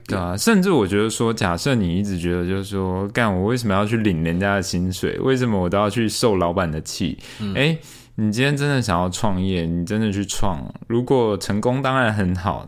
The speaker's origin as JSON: {"language": "Chinese", "country": "Taiwan", "tie": "born or raised there", "also_born_or_lived": "Australia", "said": "你们为什么要把我生在台湾"}